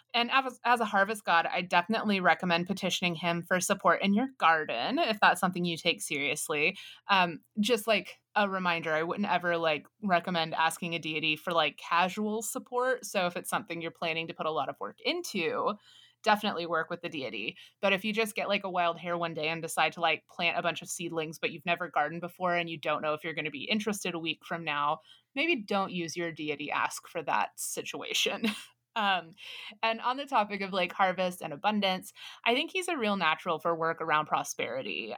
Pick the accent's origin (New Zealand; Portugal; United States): United States; we are American English speakers